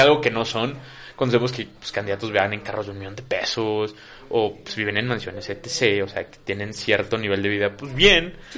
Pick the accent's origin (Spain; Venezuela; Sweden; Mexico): Mexico; Comitán, Chiapas; mi familia es de Comitán de muchos, muchos años